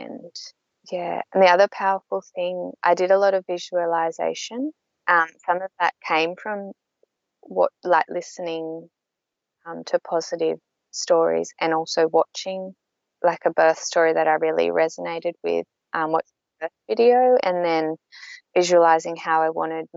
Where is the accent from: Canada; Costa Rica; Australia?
Australia; south coast of New South Wales; moved away as an adult; I'm actually from the south coast of New South Wales, but I've been living up on the Gold Coast for 12 years.